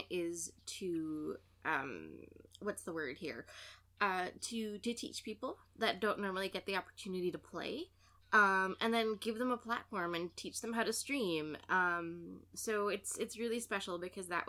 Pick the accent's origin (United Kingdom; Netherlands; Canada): Canada; I'm Canadian